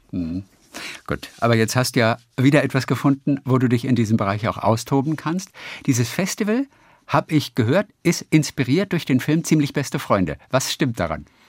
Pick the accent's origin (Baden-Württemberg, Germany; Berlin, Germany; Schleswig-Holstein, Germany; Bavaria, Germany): Schleswig-Holstein, Germany; Lübeck; Lübeck, das ist meine Heimatstadt